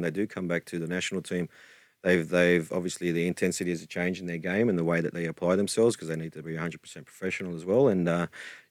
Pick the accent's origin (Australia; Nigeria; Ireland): Australia